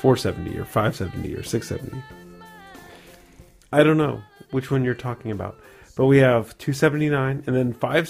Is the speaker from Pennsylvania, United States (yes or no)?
yes; Pittsburgh, Pennsylvania, United States; we're from Pittsburgh